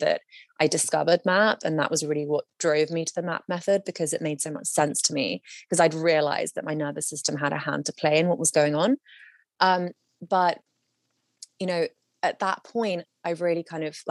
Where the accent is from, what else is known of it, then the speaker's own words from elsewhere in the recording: London, United Kingdom; moved away as an adult; now in Los Angeles, United States; I was living in my, you know, essentially my hometown of London